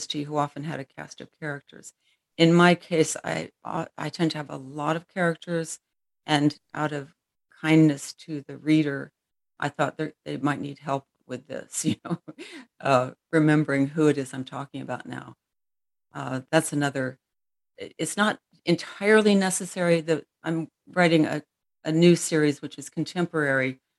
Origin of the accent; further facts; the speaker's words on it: United States; I'm American